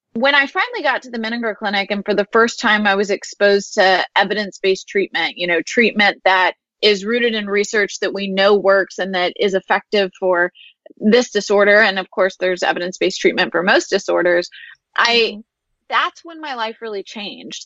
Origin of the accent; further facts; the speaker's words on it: Houston, Texas, United States; I grew up here in Houston